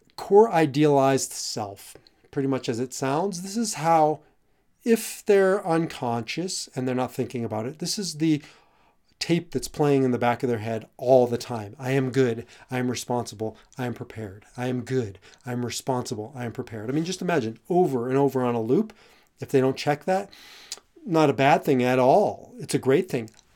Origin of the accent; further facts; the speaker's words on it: Omaha, Nebraska, United States; I grew up in Omaha, Nebraska